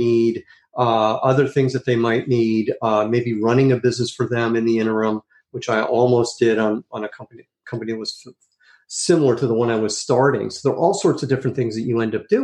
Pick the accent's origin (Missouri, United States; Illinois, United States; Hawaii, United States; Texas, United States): Illinois, United States; Chicago; also born or lived in New York; now in California, United States; I grew up in Chicago, and then my family moved to New York for a couple of years, and then to California. And I've been in California ever since